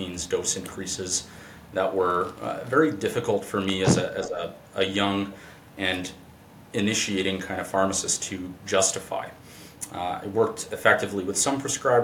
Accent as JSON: {"language": "English", "region": "northern Manitoba", "country": "Canada", "tie": "born or raised there", "said": "I went up north in the province of Manitoba to my hometown"}